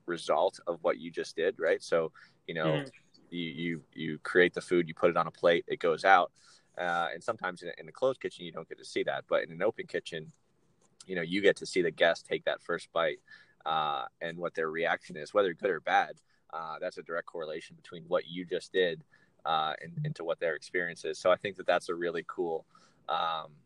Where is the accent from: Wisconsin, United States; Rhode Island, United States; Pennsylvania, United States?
Pennsylvania, United States; Reading; now in Pittsburgh, United States; I'm originally from Pennsylvania, but I'm from the other side of the state. I'm from Reading, Pennsylvania